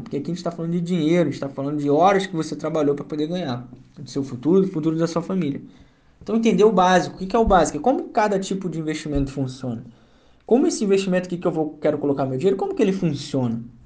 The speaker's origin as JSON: {"language": "Portuguese", "town": "Duque de Caxias", "region": "Rio de Janeiro", "country": "Brazil", "tie": "born or raised there", "accent": "carioca", "said": "sou nascido e criado no Rio, na cidade de Duque de Caxias"}